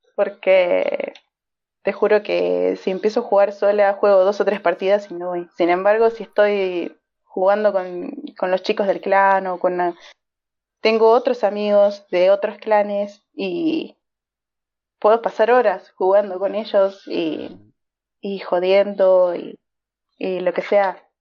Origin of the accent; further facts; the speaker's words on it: Argentina; Soy de Argentina